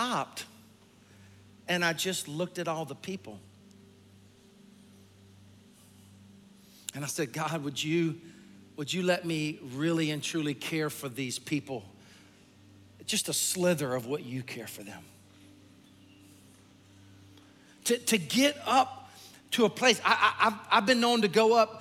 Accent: South Carolina, United States; also born or lived in Lexington, Kentucky; I'm from South Carolina, and I am a hunter.

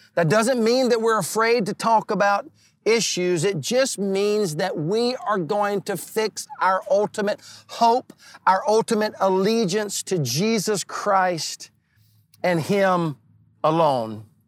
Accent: the Carolinas, United States; I was born and raised in the Carolinas my entire life

